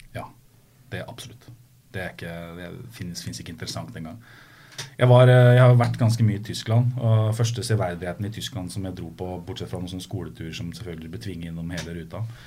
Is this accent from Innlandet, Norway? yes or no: yes; Skotterud, Innlandet, Norway; moved away; Jeg er fra Skøtterud.